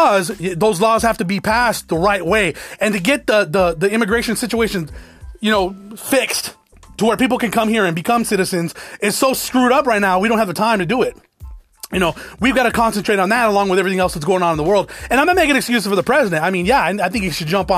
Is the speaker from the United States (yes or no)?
yes; United States; also born or lived in Alabama; now in Arizona, United States; I'm an American